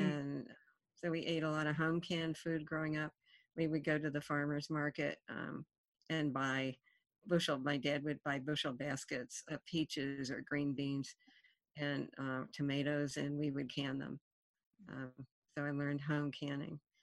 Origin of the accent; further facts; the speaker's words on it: Appalachia, United States; where I grew up in Appalachia, we didn't have fast food in that era